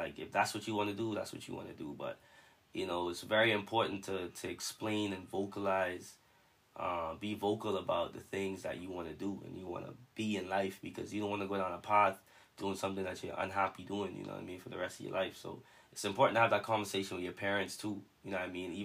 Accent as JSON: {"language": "English", "country": "Bahamas", "said": "I'm from the Bahamas."}